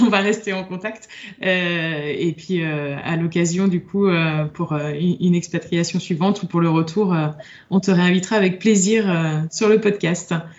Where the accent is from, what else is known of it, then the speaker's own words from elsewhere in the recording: France; en tant que bon français